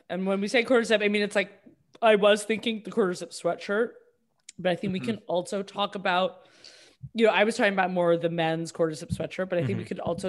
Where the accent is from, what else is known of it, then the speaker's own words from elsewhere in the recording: Boston, Massachusetts, United States; I'm from Boston